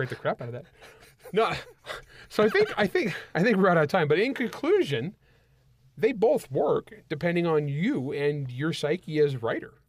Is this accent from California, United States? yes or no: yes; El Nido, California, United States; I grew up in the San Joaquin Valley of California